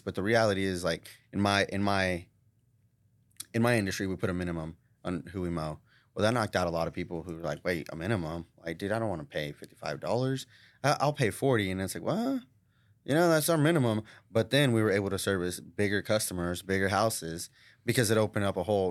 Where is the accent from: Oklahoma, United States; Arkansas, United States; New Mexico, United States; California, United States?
Oklahoma, United States; Tulsa; born or raised there